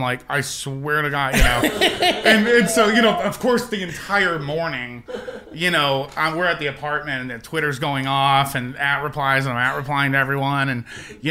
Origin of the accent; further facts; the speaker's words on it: Northeast, United States; I grew up in the Northeast